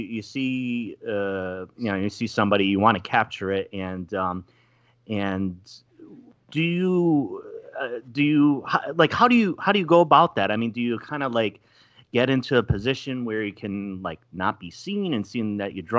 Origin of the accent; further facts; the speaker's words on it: East Coast, United States; moved away; I'm from the East Coast originally